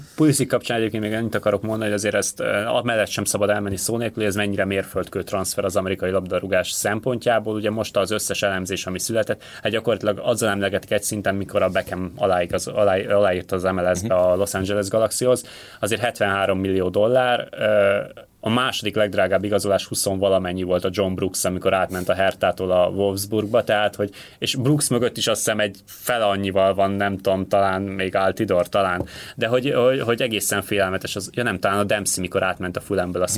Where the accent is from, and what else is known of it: Hungary